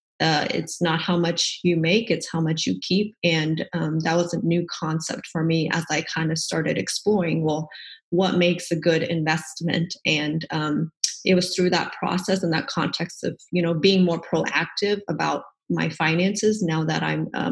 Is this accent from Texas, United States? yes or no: yes; Dallas, Texas, United States; moved away as an adult; also born or lived in Portland, Oregon; I'm from the Dallas area here in Texas